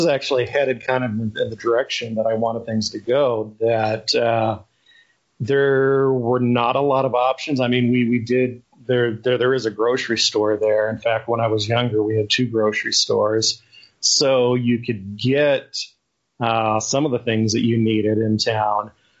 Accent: Malad, Idaho, United States; also born or lived in East Bay, California; now in Utah, United States; my dad and I moved to Idaho, to the little town that he grew up in. And so I did my teenage years in high school there.

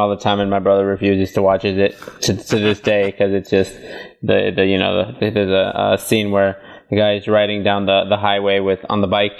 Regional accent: Fort Wayne, Indiana, United States; I live in Indiana, Fort Wayne, Indiana.

